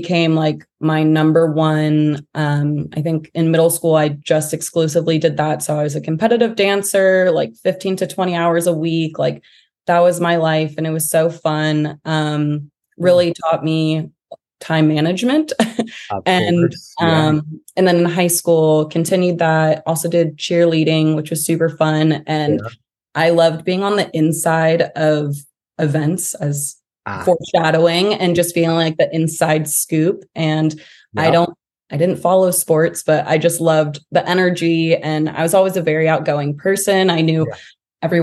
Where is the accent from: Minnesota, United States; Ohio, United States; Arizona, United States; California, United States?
California, United States; San Diego; also born or lived in Los Angeles, California; I grew up in San Diego from K through 12. So I consider myself a real San Diego native